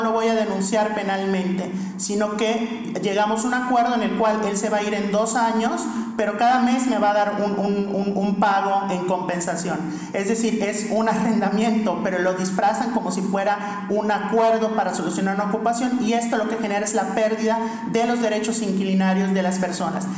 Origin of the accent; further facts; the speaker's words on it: Yucatán, Mexico; en Yucatán, que es de donde soy